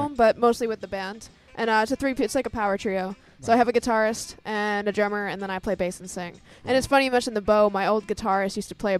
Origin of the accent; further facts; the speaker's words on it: Boston, Massachusetts, United States; I'm from Boston, Mass. I feel like part of my heart's on the West Coast, though. But yeah, I've been in Boston my whole life